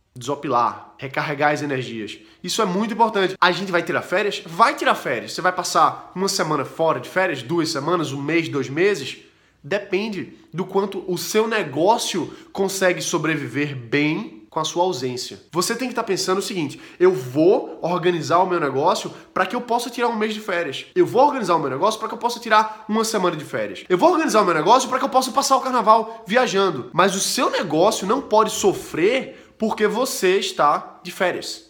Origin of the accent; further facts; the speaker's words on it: Recife, Pernambuco, Brazil; eu sou de Recife, Olinda